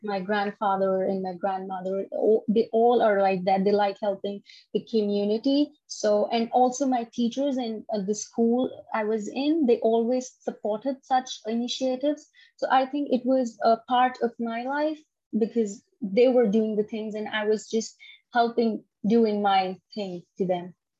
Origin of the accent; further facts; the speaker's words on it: Punjab, India; now in Canada; I'm from India. So I like everything. Uh, I'm a North Indian